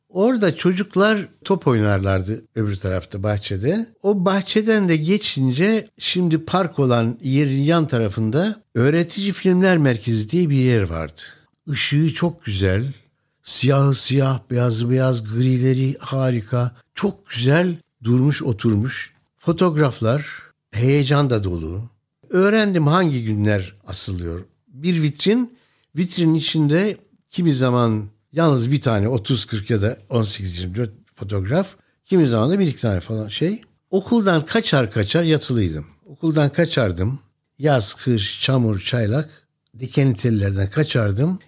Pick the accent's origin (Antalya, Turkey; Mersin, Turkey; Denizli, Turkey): Mersin, Turkey; Gülnar; Benim doğup büyüdüğüm yer Taşeli Platosu. Mersin'in Gülnar kasabasında.